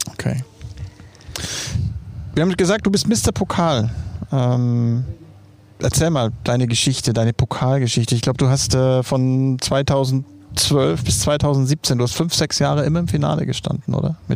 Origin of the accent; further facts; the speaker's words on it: Nuremberg, Bavaria, Germany; ich komme aus Nürnberg.